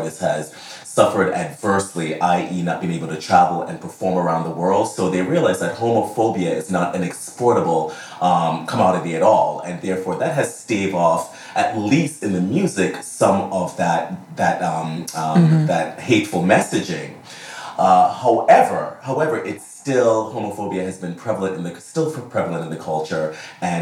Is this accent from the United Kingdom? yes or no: no; Jamaica; moved away; I'm Jamaican, and most of my influences, let's say, are from those formative years growing up in Jamaica